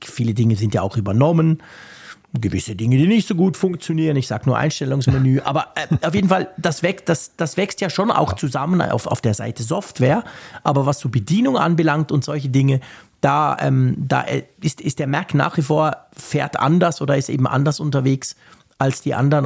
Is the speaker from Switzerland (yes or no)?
yes; Switzerland; bei uns war es so in der Schweiz